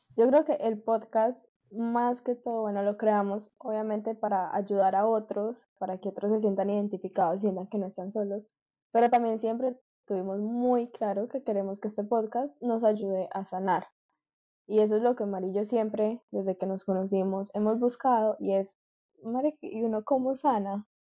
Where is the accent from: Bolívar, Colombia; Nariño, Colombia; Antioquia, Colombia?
Antioquia, Colombia; Medellín; moved away as an adult; now in Miami, United States; Nací, crecí toda mi vida en Medellín, pero hace un año que me vine para Miami